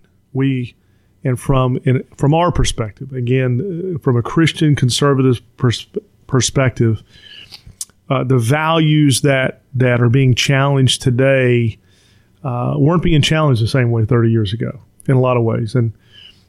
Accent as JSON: {"language": "English", "town": "Stockbridge", "region": "Georgia", "country": "United States", "tie": "born or raised there", "also_born_or_lived": "Atlanta, Georgia", "said": "I grew up in a little town, I'd say the first 10 years or so, a little town called Stockbridge, Georgia."}